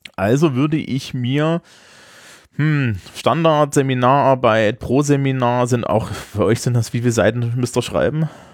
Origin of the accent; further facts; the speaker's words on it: East Germany, Germany; dafür komme ich zu sehr aus der DDR